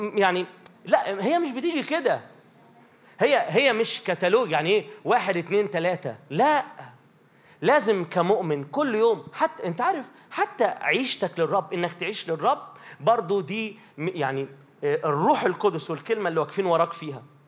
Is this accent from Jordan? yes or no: no; Minya, Minya Governorate, Egypt; عندنا في المنيا يبقى مثلا ايه في ترانيم معينه